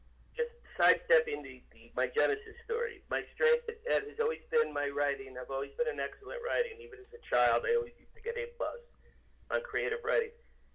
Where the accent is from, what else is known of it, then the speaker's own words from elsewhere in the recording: Asbury Park, New Jersey, United States; moved away as an adult; also born or lived in Boston / Los Angeles; I grew up in Asbury Park, New Jersey, the Jersey Shore.